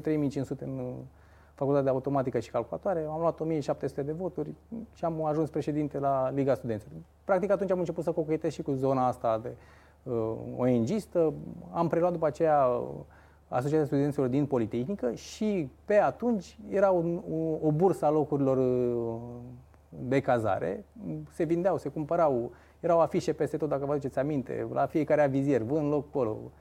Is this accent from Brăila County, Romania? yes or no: no; Focșani, Vrancea County, Romania; sunt din Focșani